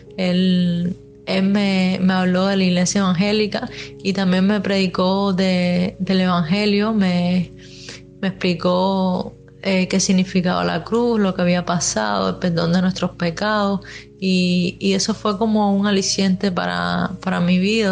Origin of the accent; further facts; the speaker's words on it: Havana, Cuba; yo soy de aquí de La Habana